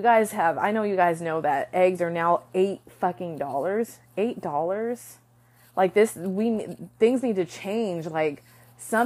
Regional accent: United States; I am proud to be an American

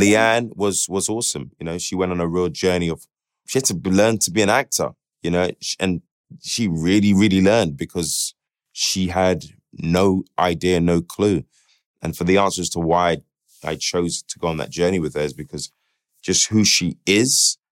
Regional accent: United Kingdom; who we are as British people

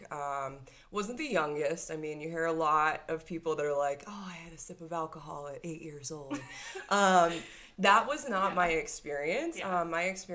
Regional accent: Cape Cod, Massachusetts, United States; I grew up on the East Coast. I grew up on a tiny little place, Cape Cod

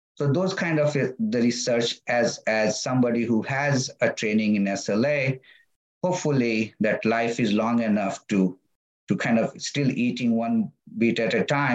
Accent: Bihar, India; first language Magahi; English is a second language; So my mother tongue is Magahi, because I speak, come from that region. But my father tongue is Hindi

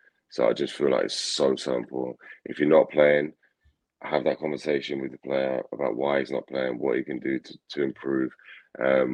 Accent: England, United Kingdom; I grew up in England, although I had family in Scotland

